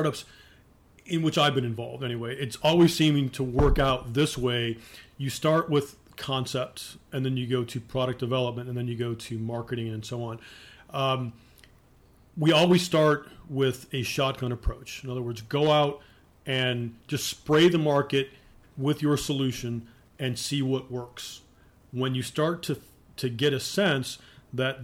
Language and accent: English; Cleveland, Ohio, United States; also born or lived in Northern Virginia; now in Columbus, United States; I'm from Cleveland, Northeast Ohio, a place called Mayfield, which is on the east side of Cleveland